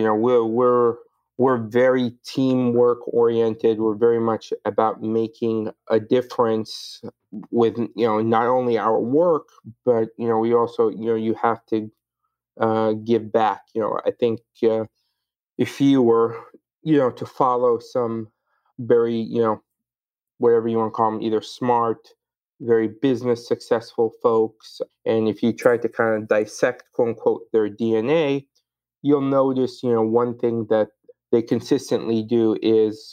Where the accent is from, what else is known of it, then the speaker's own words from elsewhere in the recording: Sudan; moved away; also born or lived in Egypt; I was born in Sudan, but my family's background is in Egypt